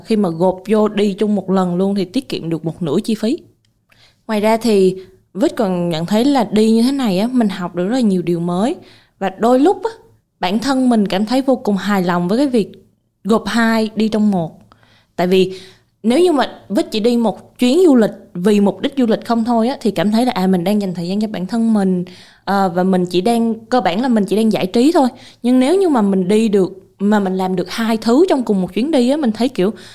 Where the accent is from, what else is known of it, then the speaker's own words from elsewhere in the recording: Vietnam; mình là người Việt Nam